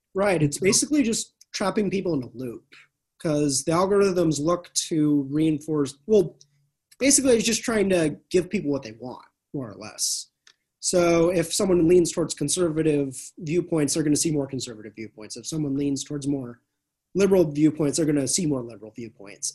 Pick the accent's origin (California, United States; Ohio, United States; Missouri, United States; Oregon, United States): California, United States; also born or lived in Arkansas; I'm from California